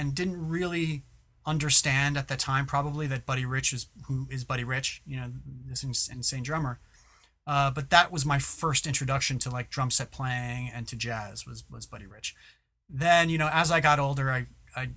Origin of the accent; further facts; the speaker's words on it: New York, United States; moved away; also born or lived in Miami; I'm from New York